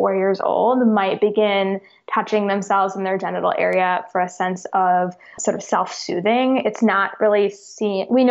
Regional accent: Chicago, Illinois, United States; moved away; also born or lived in the South; I grew up in Chicago

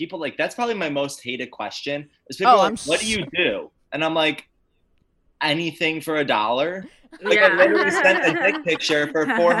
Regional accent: Syracuse, New York, United States; So I'm from Syracuse, New York. So upstate.

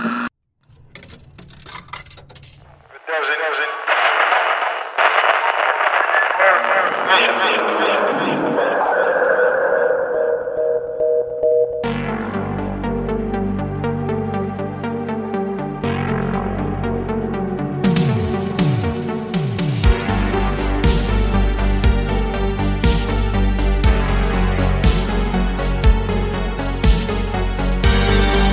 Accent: California, United States; Coming to us from my home state of California

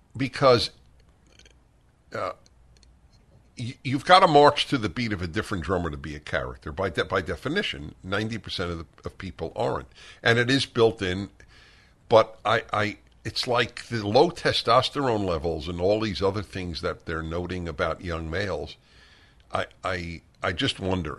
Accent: New York City, New York, United States; moved away; I grew up in Brooklyn

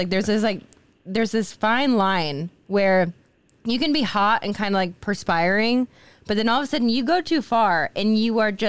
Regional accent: Iowa, United States; We're both Midwesterners. I'm from Iowa and he's from Indiana.

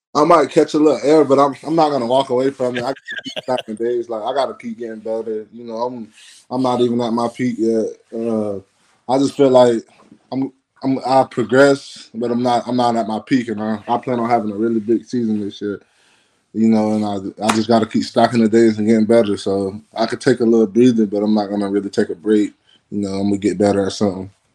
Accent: Florida, United States; born or raised there

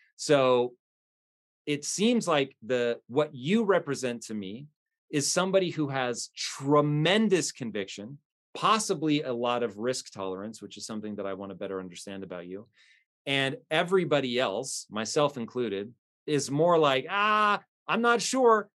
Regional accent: United States; as an American

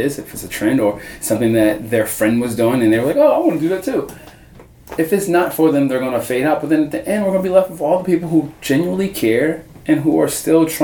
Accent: Baltimore, Maryland, United States; growing up in Baltimore, growing up in the U.S.

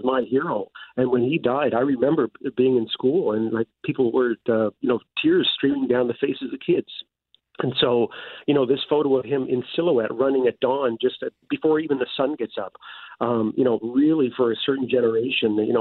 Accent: Nova Scotia, Canada; I grew up in Nova Scotia

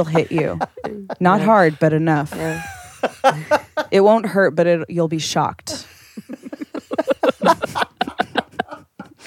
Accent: Long Island, New York, United States; moved away as an adult; now in New York, United States; I'm from Long Island, which is very close, but also like miles

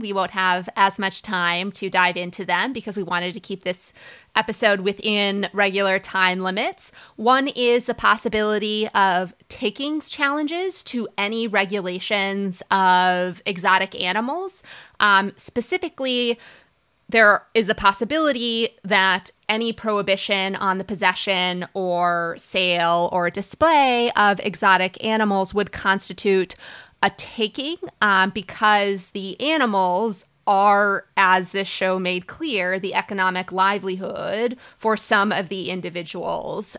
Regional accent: Minnesota, United States; I, I grew up in Minnesota

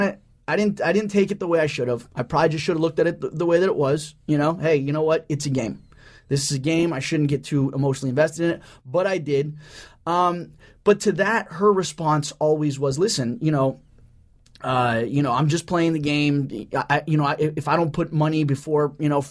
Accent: Orange County, California, United States; I'm from Orange County here

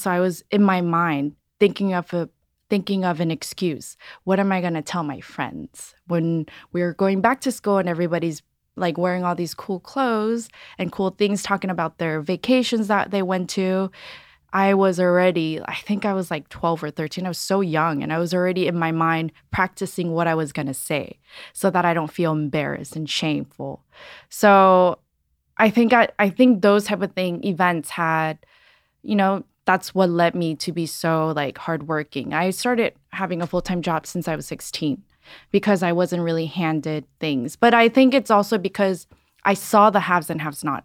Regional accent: Los Angeles, California, United States; also born or lived in San Francisco; I grew up in Los Angeles, born and raised here.

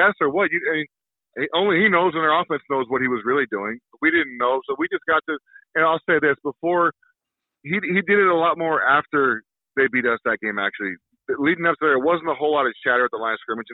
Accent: New Mexico, United States; moved away as an adult; also born or lived in Chicago; I grew up in New Mexico

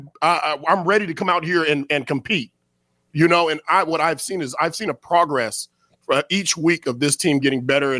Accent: Northern California, United States; moved away; also born or lived in Elk Grove, California; I'm from Northern California.

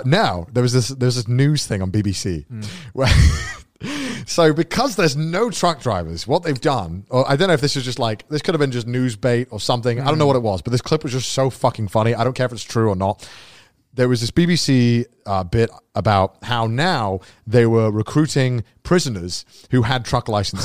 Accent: United Kingdom; I'm British. We make the joke. You can mock the UK.

